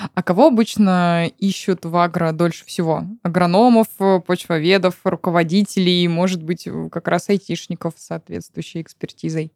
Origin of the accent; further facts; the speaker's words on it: Siberia, Russia; moved away; also born or lived in Moscow; я сама родом из Сибири